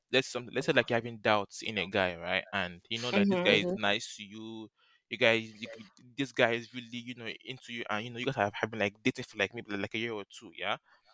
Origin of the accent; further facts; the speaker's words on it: Ashanti, Ghana; I'm Ghanaian. I'm from Ashanti.